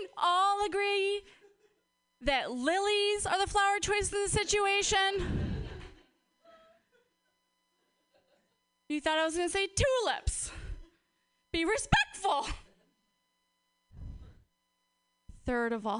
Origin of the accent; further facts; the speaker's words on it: Portland, United States; I'm from Portland